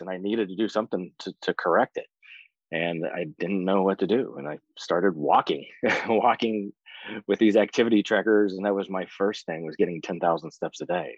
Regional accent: West Virginia, United States; now in Florida, United States; I am originally from West Virginia. I moved to Florida in the early 90s, been down there since.

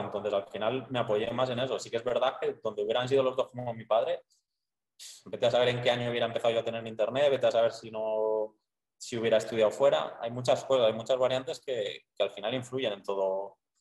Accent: Soria, Castile and León, Spain; moved away as an adult; now in Medellín, Colombia; soy de Soria, pero de un pueblo súper pequeño. O sea, mi pueblo es de 150 habitantes.

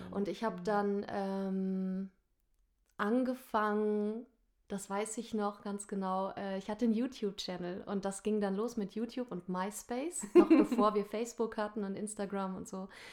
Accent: Nordhorn, Lower Saxony, Germany; moved away as an adult; also born or lived in Hamburg; ich komme gebürtig aus Nordhorn. Ich bin da geboren und zur Schule gegangen

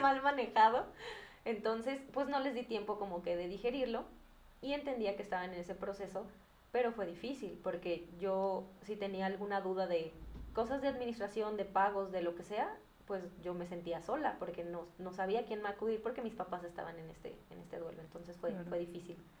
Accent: Guadalajara, Jalisco, Mexico; yo soy de Guadalajara y aquí es muy común

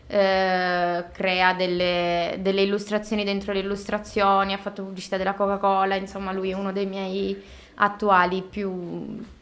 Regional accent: Caltagirone, Sicily, Italy; moved away as an adult; also born or lived in Rome / Bologna; now in Milan, Italy; sono di Caltagirone

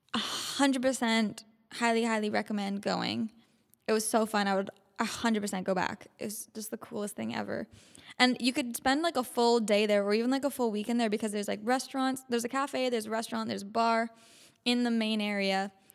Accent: Canada; We're from Canada

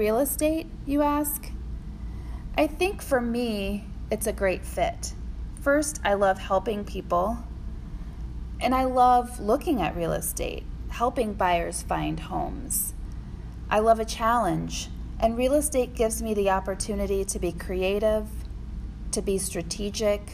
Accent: Decatur, Illinois, United States; moved away as an adult; also born or lived in Champaign-Urbana, Illinois / Chapel Hill, North Carolina; now in St. Petersburg, United States; I'm originally from Decatur, Illinois, a small town in central Illinois surrounded by corn and soybeans

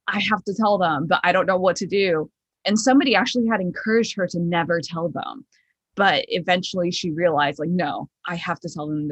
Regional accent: Chicago, Illinois, United States; moved away; I'm from Chicago

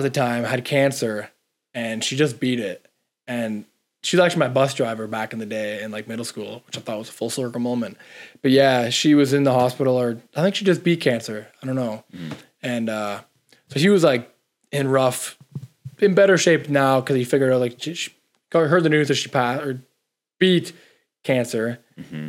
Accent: Toronto, Ontario, Canada; this is Toronto. It's my hometown, like the city

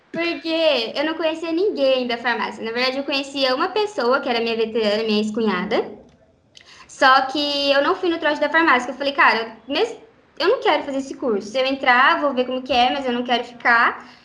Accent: Maringá, Paraná, Brazil; also born or lived in Guaratuba, Paraná; eu nasci em Guaratuba, no litoral do Paraná, e vim para cá com oito anos de idade, mais ou menos

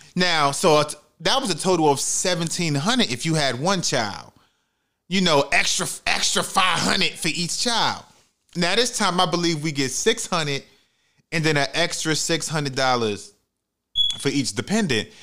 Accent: United States; being American

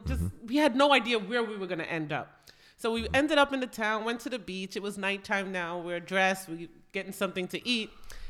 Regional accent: New York, United States; accent: Northeastern; nasally New York; also born or lived in Jamaica; I grew up in New York, mm-hmm. and somehow, you know, I was born in Jamaica, grew up in New York, mm-hmm. Lived in the Bronx, and so forth. And somehow, I developed a very Northeastern accent

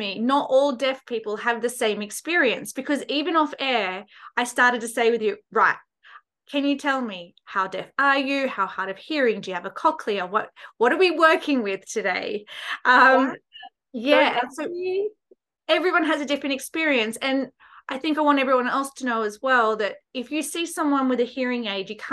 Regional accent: Australia; me being Australian, I learned Auslan, being Australian Sign Language

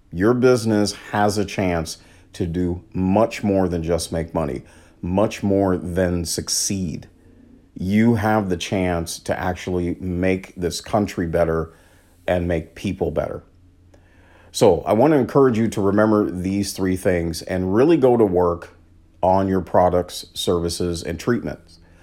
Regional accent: Washington, United States; my home state of Washington

